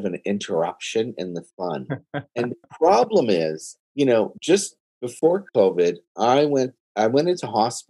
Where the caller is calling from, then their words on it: Toronto, Ontario, Canada; I'm downtown Toronto.